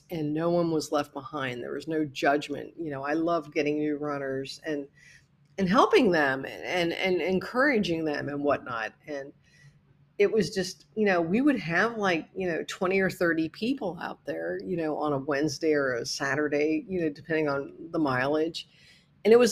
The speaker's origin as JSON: {"language": "English", "region": "Midwest", "country": "United States", "said": "And as a Midwesterner, it was so weird for me"}